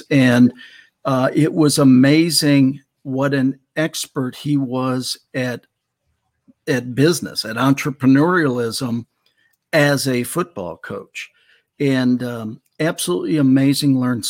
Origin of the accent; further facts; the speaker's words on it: Wauwatosa, Wisconsin, United States; moved away as an adult; now in Dallas, United States; Milwaukee, Wisconsin. Beautiful. Wow. Actually, the first suburb left, Wauwatosa.